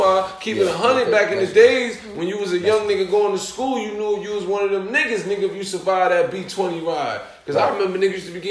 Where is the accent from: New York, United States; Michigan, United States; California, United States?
New York, United States; New York City; I'm from the Jets.